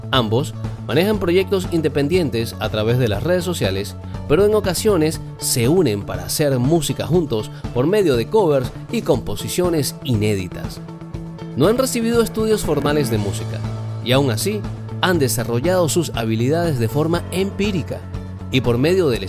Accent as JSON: {"language": "Spanish", "country": "Colombia", "said": "Nosotros somos hermanos guitarristas de Colombia."}